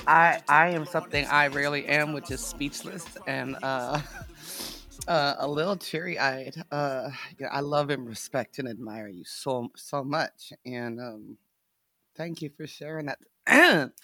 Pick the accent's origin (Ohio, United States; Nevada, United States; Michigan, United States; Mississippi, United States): Nevada, United States; I was raised in Nevada, my mama was a cowgirl, uh, I grew up sitting in, in cowboy bars